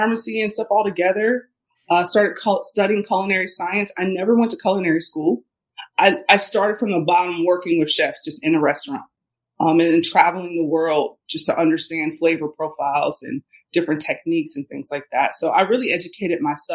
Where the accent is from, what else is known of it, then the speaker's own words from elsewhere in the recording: Cincinnati, Ohio, United States; I grew up in Ohio. I grew up in Cincinnati, Ohio